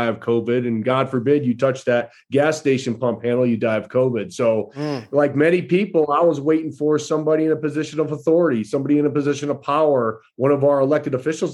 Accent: Onsted, Michigan, United States; also born or lived in Kalamazoo, Michigan; I was raised in a small country town called Onsted, Michigan.

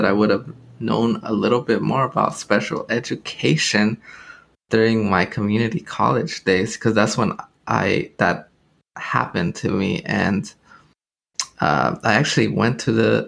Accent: Los Angeles, California, United States; my upbringing in Los Angeles. We grew up in Pico Union area, mid-city

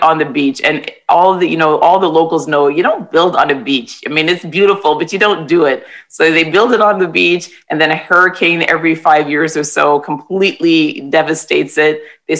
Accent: Toronto, Ontario, Canada; I was born and raised in Toronto, T-Dot, I guess people call it now, or the Six, and my family comes from the Caribbean

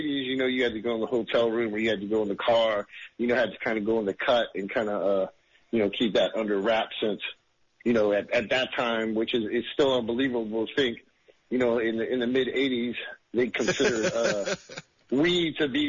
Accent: California, United States; And, I was in Virginia, so I grew up in California.

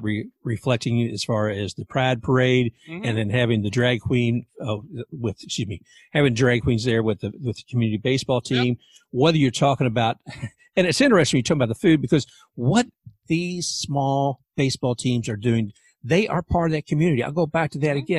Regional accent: Louisville, Kentucky, United States; now in Tampa, United States; I'm actually from Louisville, Kentucky originally. I live in Tampa now

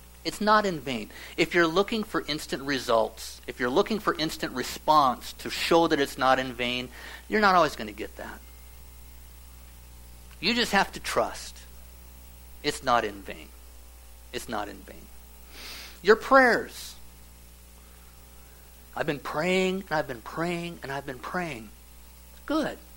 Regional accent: Nebraska, United States; I grew up in Nebraska. It's a lot of small towns where I grew up.

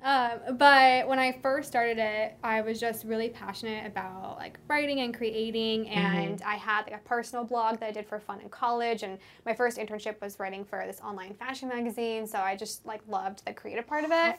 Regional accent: Seattle, Washington, United States; I moved from Seattle, which is where I'm from, across the country for the whole summer

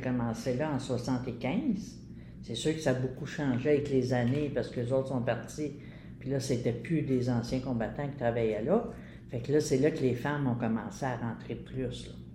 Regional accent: Montreal, Quebec, Canada; j'ai fait mon enfance à Pointe-Saint-Charles, Verdun

